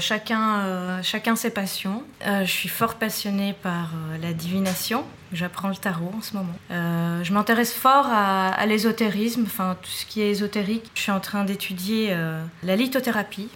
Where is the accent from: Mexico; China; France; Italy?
Italy; Naples, Campania; now in Belgium; je viens de Naples